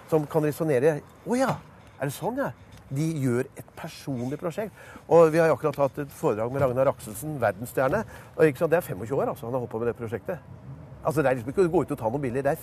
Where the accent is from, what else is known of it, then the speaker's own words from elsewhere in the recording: New York, United States; now in Norway; Så tror de det er mye finere fordi jeg er fra New York.